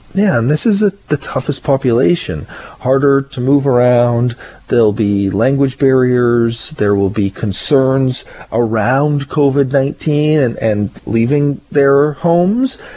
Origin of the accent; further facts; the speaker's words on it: Ottawa, Ontario, Canada; now in Victoria, Canada; I grew up in Ottawa. I am used to the snow.